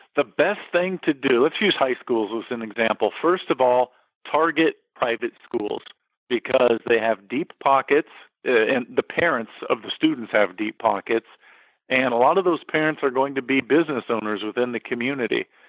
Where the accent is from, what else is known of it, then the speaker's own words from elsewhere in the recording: San Diego, California, United States; also born or lived in McPherson, Kansas; San Diego, my hometown